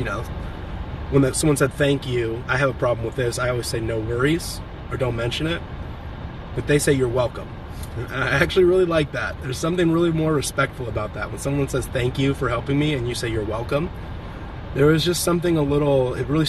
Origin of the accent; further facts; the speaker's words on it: Champaign, Illinois, United States; moved away; also born or lived in California; Champaign, Illinois, which is my hometown where my dad is